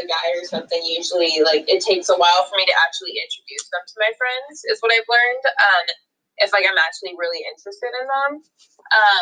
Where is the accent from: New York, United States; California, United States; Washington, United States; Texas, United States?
Washington, United States; Puyallup; growing up in Puyallup